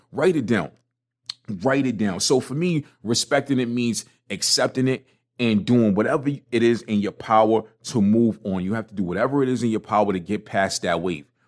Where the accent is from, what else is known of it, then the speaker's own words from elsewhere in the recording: New York City, New York, United States; I, I, was born and raised in a one bedroom apartment in Brooklyn